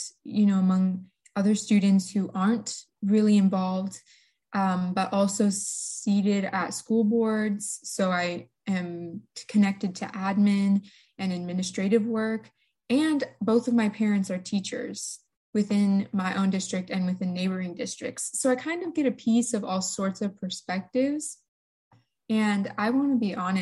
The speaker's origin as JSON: {"language": "English", "region": "eastern Washington", "country": "United States", "tie": "born or raised there", "said": "I am from the eastern part of Washington. I go to Chiwana High School, one of the biggest high schools in Washington State."}